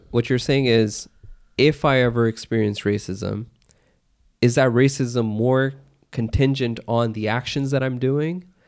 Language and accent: English; United States; I was born in America